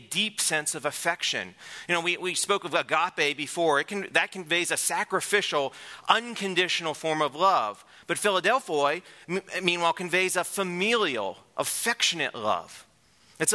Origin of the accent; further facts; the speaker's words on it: Pittsburgh, Pennsylvania, United States; moved away; I'm from Pennsylvania. I'm from Pittsburgh